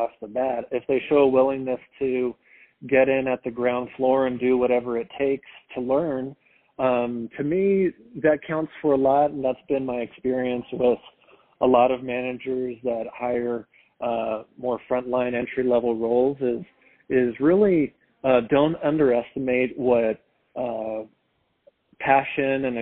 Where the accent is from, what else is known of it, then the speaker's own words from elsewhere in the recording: Palos Verdes, California, United States; moved away as an adult; also born or lived in Philadelphia; I grew up in Los Angeles in a town called Palos Verdes, California, a really cool beach suburb over there